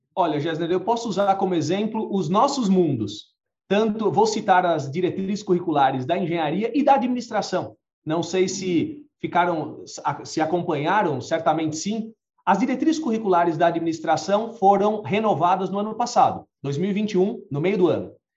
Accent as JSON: {"language": "Portuguese", "country": "Brazil", "said": "nós, como brasileiros"}